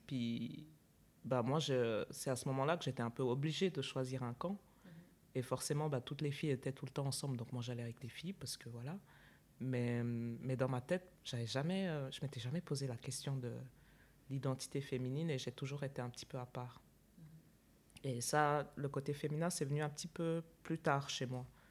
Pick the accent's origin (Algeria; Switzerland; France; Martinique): Switzerland; also born or lived in Chad; je suis née au Tchad et puis je suis arrivée en, Suisse, j'avais 5 ans